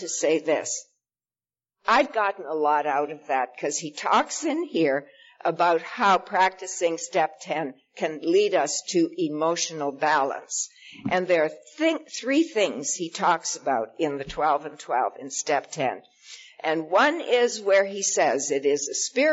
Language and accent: English; Saskatchewan, Canada; moved away as an adult; I was born in Saskatchewan